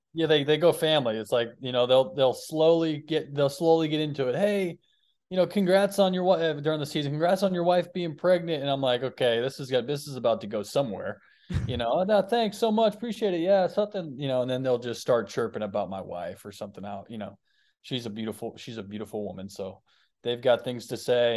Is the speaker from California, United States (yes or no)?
no; Boston, Massachusetts, United States; I grew up in Boston, so I would go to Boston games growing up